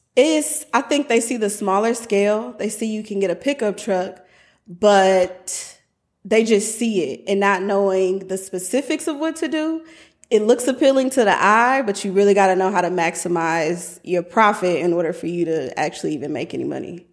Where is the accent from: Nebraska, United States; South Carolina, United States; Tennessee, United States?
Nebraska, United States; Omaha; I am originally from Omaha, Nebraska